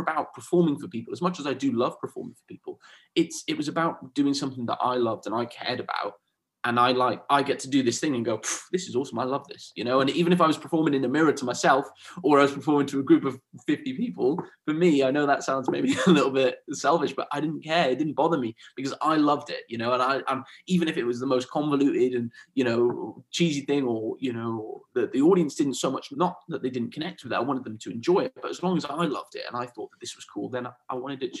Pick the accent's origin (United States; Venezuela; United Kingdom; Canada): United Kingdom; Swansea, Wales; also born or lived in Spain; so I'm from a bit of everywhere, really. I grew up in South Wales, in Swansea. Okay. So when I was about 9 years old, my family moved to Spain.